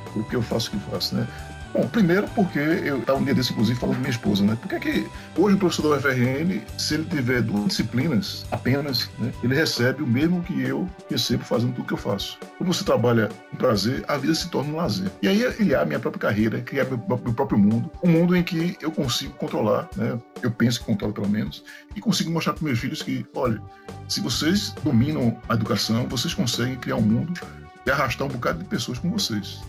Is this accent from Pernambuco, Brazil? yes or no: yes; Pernambuco, Brazil; also born or lived in Bahia; now in Rio Grande do Norte, Brazil; Eu sou pernambucano, né? Desde pequeno.